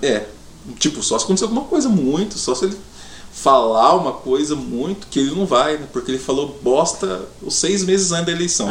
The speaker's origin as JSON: {"language": "Portuguese", "region": "Paraná", "country": "Brazil", "said": "somos paranaenses"}